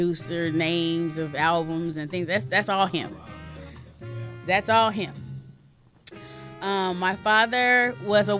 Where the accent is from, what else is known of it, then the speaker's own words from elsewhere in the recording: Louisiana, United States; moved away; we're from Louisiana, so we do the crab boils